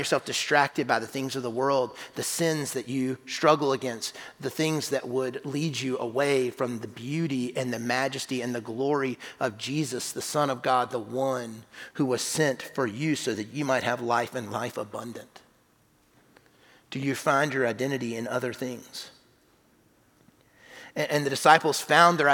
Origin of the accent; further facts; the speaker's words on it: South Carolina, United States; I grew up in South Carolina